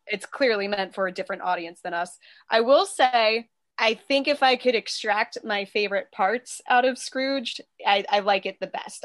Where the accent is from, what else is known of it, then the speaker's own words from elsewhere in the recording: Northeast, United States; I'm from the Northeast.